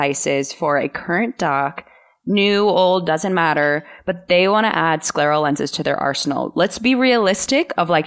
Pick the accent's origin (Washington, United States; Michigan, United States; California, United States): Washington, United States; Seattle; now in Costa Rica; being from Seattle